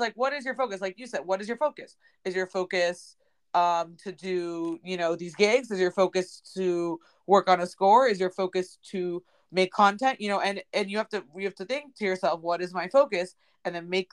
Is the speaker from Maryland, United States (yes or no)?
yes; Bethesda, Maryland, United States; I'm from Bethesda.